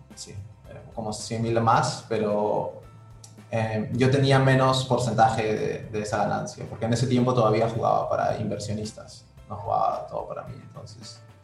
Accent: Trujillo, La Libertad, Peru; also born or lived in Brazil; soy de Trujillo, ¿no? Vivo acá.

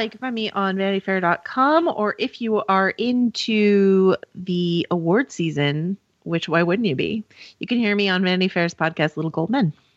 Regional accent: California, United States; I'm a Californian

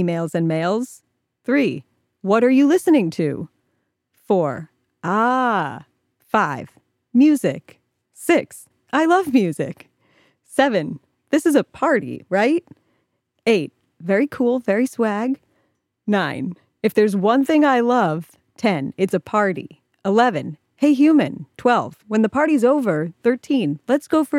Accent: Ohio, United States; I'm from Ohio.

